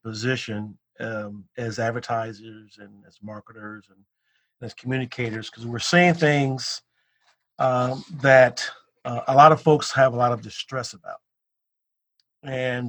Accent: Chicago, Illinois, United States; growing up in the South Side of Chicago in the 60s

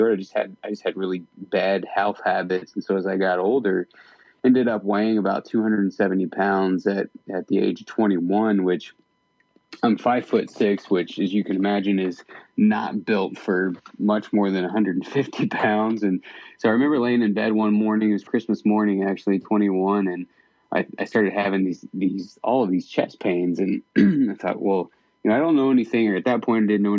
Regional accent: Midwest, United States; moved away as an adult; now in Idaho, United States; I grew up in the Midwest with no exposure to the mountains at all

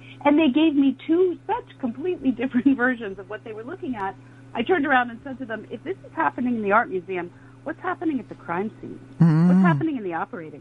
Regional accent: New York City, New York, United States; retired NYPD officers, my hometown guys and women

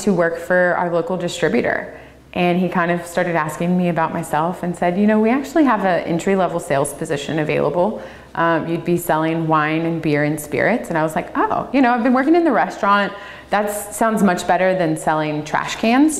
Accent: Louisiana, United States; moved away as an adult; also born or lived in Tasmania / Napa, California; now in Oregon, United States; I studied in Louisiana. That's where I'm born and raised

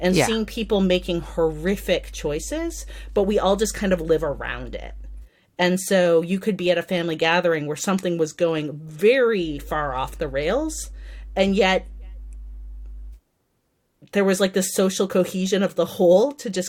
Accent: United States; being an American who has a migrant history

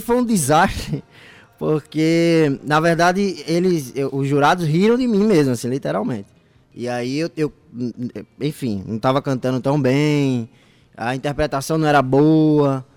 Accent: Paraíba, Brazil; also born or lived in Sertão of Pernambuco; Sou paraibano, mas como meu pai é pastor

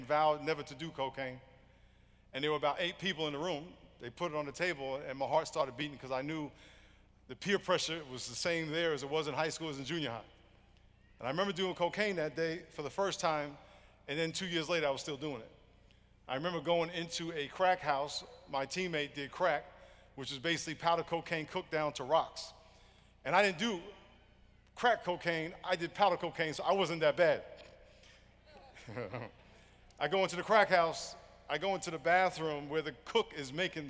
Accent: New York, United States; I grew up in New York, had a dream to play in the NFL.

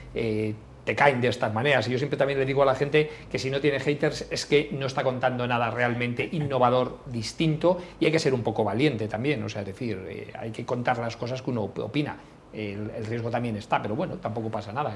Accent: Galicia, Spain; yo como familia gallega, pues en Galicia es muy típico que cuando vas a tomarte algo paga uno

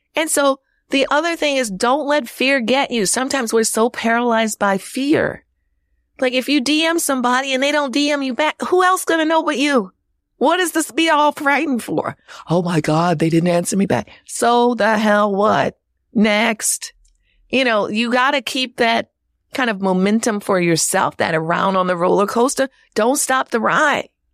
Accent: New Orleans, Louisiana, United States; moved away; also born or lived in Chicago; my hometown of New Orleans

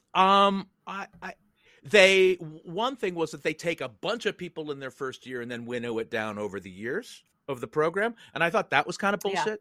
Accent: San Francisco, California, United States; I was born in San Francisco, grew up there

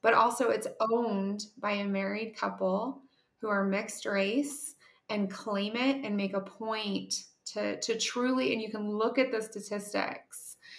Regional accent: Ohio, United States; I'm from Ohio, which is the headquarters of Kroger.

